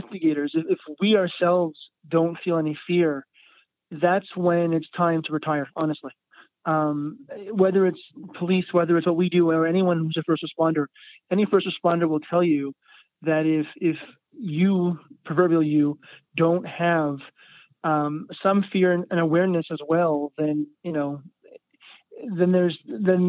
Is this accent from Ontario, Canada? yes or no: no; Montreal, Quebec, Canada; where I grew up in Montreal, there was a lot of space as well